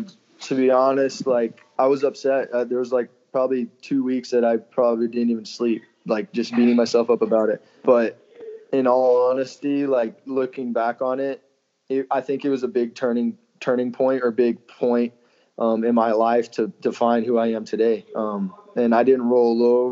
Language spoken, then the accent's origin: English; Texas, United States; my whole family was there because I'm from Texas